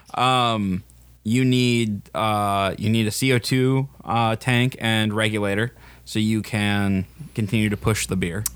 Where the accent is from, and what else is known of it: Wisconsin, United States